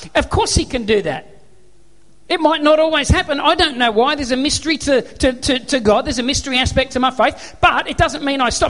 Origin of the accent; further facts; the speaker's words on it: Australia; I'm an Aussie bloke